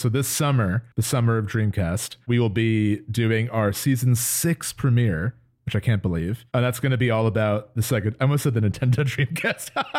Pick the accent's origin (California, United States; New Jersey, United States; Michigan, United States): New Jersey, United States; we're both from New Jersey.